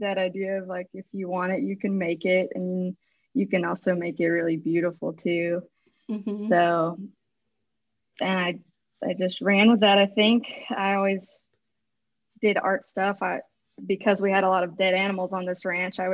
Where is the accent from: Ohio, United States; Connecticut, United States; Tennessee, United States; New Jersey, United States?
Tennessee, United States; Chattanooga; I grew up in Chattanooga, Tennessee